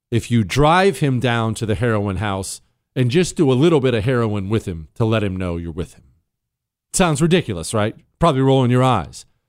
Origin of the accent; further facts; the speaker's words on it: Bozeman, Montana, United States; I grew up in Bozeman, Montana. We moved to Montana when I was ten